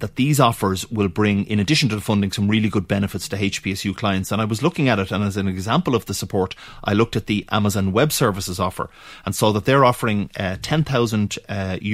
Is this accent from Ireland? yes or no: yes; Dublin, Leinster, Ireland; As a dub